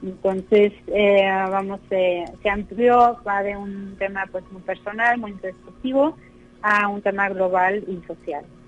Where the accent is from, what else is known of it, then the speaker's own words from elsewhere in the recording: Mexico; also born or lived in Berlin, Germany / Barcelona, Spain / Madrid, Spain; nací en Berlín y a los nueve años precisamente llegué a México